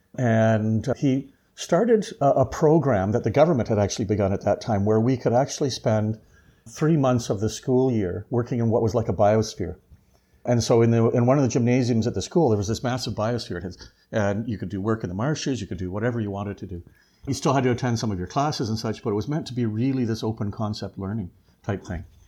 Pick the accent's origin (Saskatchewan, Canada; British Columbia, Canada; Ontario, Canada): Ontario, Canada; Leamington; I was from Leamington area, big agricultural area for it.